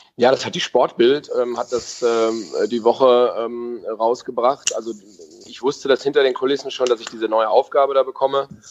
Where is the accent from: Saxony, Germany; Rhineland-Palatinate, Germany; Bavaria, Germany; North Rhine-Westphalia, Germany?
North Rhine-Westphalia, Germany; Bielefeld; moved away as an adult; now in Stuttgart, Germany; gebürtiger Bielefelder